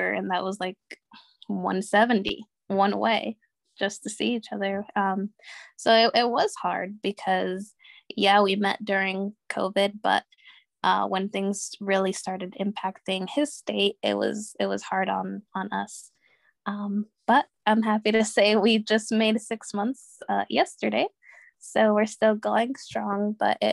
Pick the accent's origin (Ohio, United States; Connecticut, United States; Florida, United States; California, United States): Connecticut, United States; I'm from Connecticut